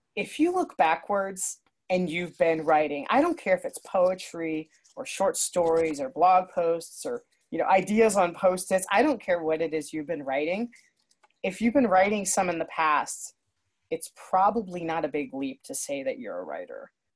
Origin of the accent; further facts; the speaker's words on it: Akron, Ohio, United States; also born or lived in Nashville; now in Ohio, United States; I'm from Ohio, Northeast Ohio, near Akron, and that's where my family is